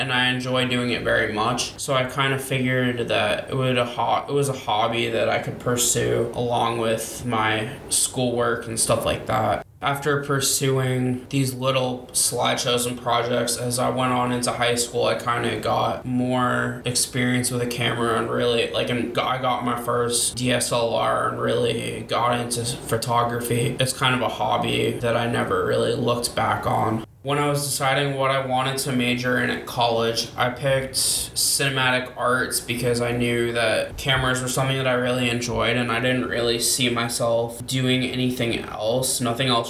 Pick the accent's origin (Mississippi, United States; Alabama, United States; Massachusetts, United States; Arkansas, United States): Massachusetts, United States; Cape Cod; also born or lived in Liberty University, Virginia; I'm originally from Cape Cod, Massachusetts, Boston, the city of champions